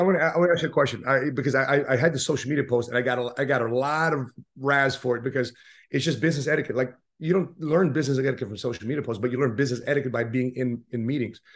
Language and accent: English; Chicago, Illinois, United States; we're from Chicago.